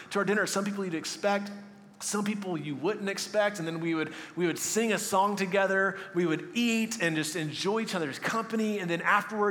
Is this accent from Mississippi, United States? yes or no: no; Texas, United States; moved away; I was from Texas